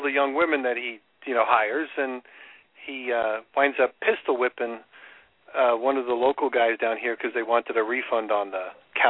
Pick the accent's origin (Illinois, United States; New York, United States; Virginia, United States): New York, United States; now in Florida, United States; I grew up in New York, and I like the New York-style type pizza.